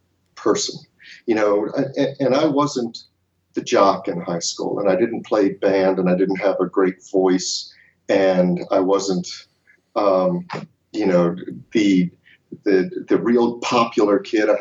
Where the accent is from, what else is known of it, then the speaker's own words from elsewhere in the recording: Baltimore, Maryland, United States; I grew up in Baltimore, Maryland